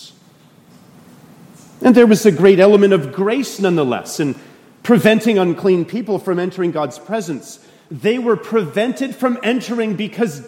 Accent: Canada; moved away as an adult; now in United States; I'm a Canadian

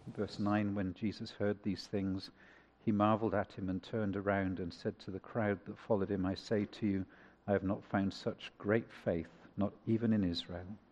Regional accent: United Kingdom; I'm British

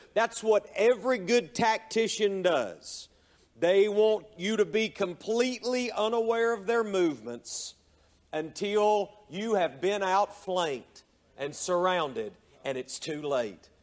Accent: Hayesville, North Carolina, United States; moved away; the church that I was raised in up in Hayesville, North Carolina

